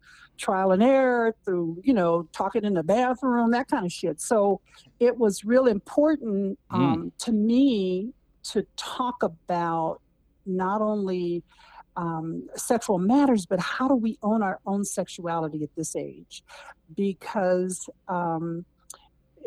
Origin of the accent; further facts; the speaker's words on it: Berkeley, California, United States; I grew up in Berkeley, California